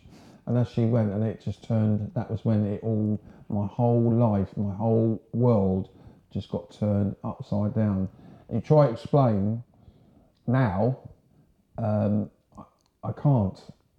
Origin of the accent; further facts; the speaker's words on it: Horsham, South East England, United Kingdom; accent: home counties; So I was born in a place called Horsham, West Sussex.